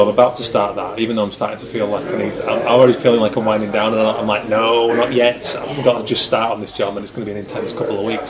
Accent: Yorkshire and the Humber, United Kingdom; accent: Yorkshire; I hope you like a Yorkshire accent, because if not, I've kind of got a hard time changing it

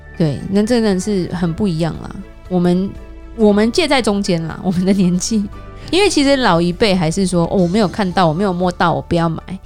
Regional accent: Taiwan; now in California, United States; 我们台湾人爱吃的菜

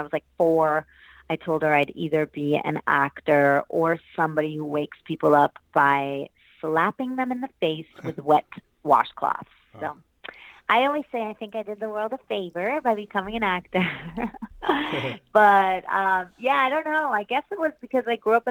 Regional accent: New York City, New York, United States; also born or lived in Hamburg, Germany; I was born in Germany, and we moved over to the States when I was 8 to New York City. So I grew up in Manhattan.

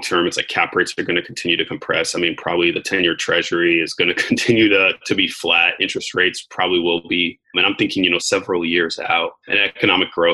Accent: United States; I was born in America.

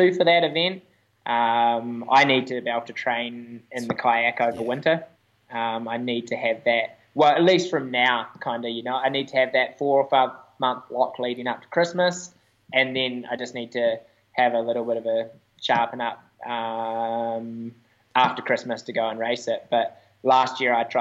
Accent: Wanaka, Otago, New Zealand; In my hometown

